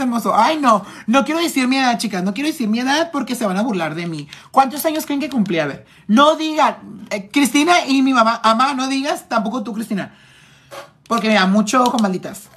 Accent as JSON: {"language": "Spanish", "town": "Tijuana", "region": "Baja California", "country": "Mexico", "said": "Estoy de aquí, Tijuana"}